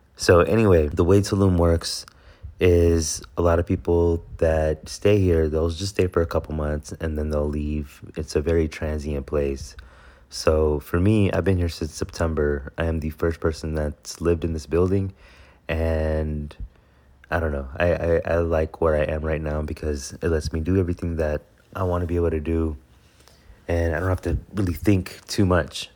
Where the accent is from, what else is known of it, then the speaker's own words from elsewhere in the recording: Houston, Texas, United States; I'm from Houston